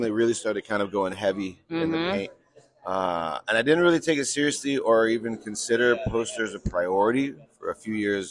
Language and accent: English; Denver, Colorado, United States; I'm out here from Denver, Colorado.